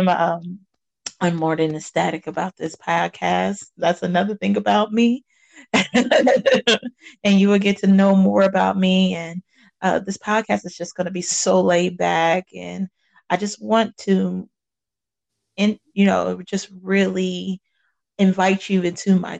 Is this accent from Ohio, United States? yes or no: yes; Cincinnati, Ohio, United States; I am from Cincinnati, Ohio. That is where I was born and raised